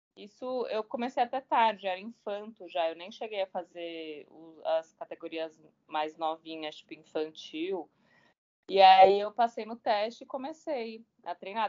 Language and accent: Portuguese; São Paulo, Brazil; moved away as an adult; also born or lived in Belo Horizonte; now in Rio de Janeiro, Brazil; eu sou paulistana, sou de São Paulo, capital